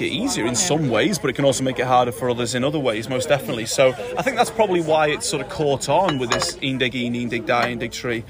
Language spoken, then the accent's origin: English; Leeswood, Wales, United Kingdom; I'm from Leeswood